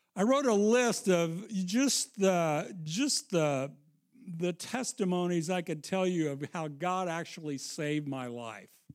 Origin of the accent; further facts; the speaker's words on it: Missouri, United States; I'm from Missouri